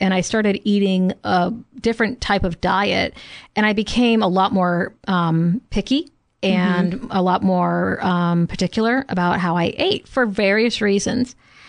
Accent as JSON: {"language": "English", "region": "Louisiana", "country": "United States", "tie": "born or raised there", "said": "when I went to a grocery store in my hometown in Louisiana"}